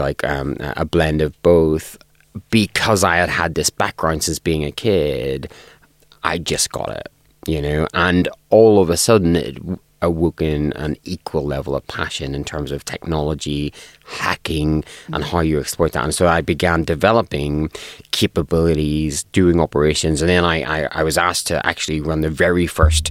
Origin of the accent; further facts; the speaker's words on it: Northern Ireland, United Kingdom; I grew up in Northern Ireland, and I grew up in Northern Ireland during the Troubles